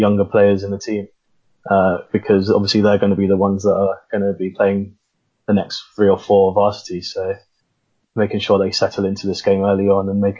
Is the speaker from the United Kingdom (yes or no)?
yes; London, United Kingdom; moved away as an adult; also born or lived in Sheffield; I'm from London. I played at Lee Valley before I came to Sheffield